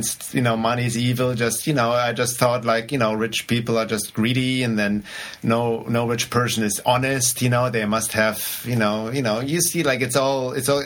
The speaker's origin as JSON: {"language": "English", "country": "Germany", "tie": "born or raised there", "accent": "German", "second_language": "English", "moved": "yes", "said": "I grew up in Germany, which maybe should be obvious already based on my accent."}